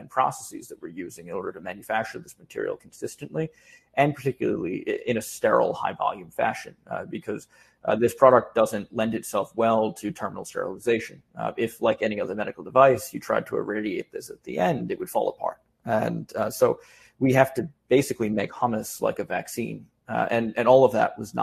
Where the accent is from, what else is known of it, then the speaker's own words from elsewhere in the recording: New York City, New York, United States; as a New Yorker